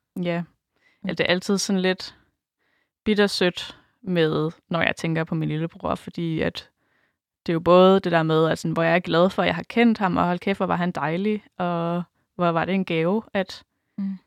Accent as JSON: {"language": "Danish", "area": "Djursland", "region": "Central Denmark Region", "country": "Denmark", "said": "nu kommer jeg fra Djursland"}